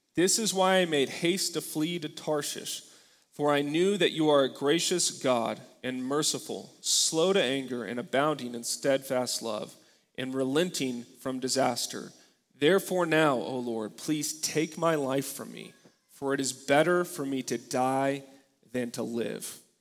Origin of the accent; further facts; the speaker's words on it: United States; For many of us as Americans